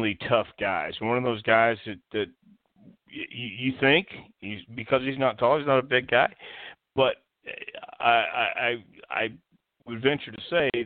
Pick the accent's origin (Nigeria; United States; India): United States; Houston, Texas; I grew up in Houston